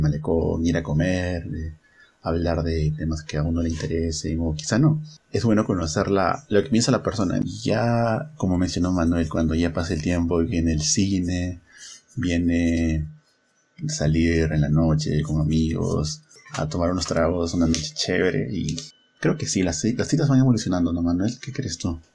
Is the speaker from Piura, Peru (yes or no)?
no; Huacho, Lima, Peru; yo soy de Huacho